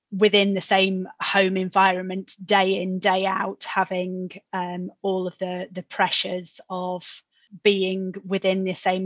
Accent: Yorkshire and the Humber, United Kingdom; Being a Yorkshire girl

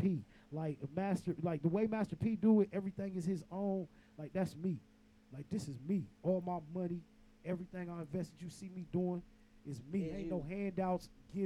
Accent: Columbus, Ohio, United States; I'm from Columbus, Ohio, originally

